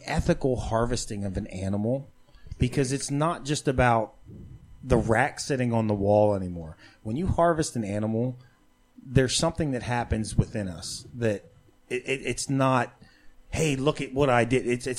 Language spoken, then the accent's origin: English; Eastern Pennsylvania, United States; I grew up in Eastern PA with all the Amish.